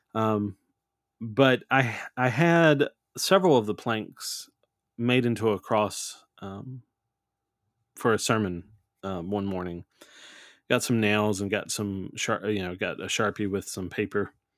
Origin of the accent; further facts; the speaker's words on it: New Orleans, Louisiana, United States; I'm from New Orleans, it's just in the blood